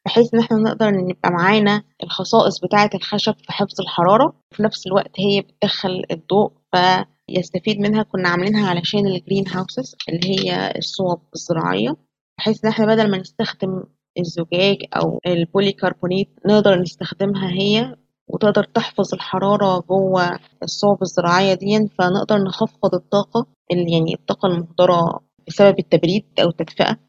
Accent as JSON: {"language": "Arabic", "country": "Egypt", "said": "عندنا في مصر"}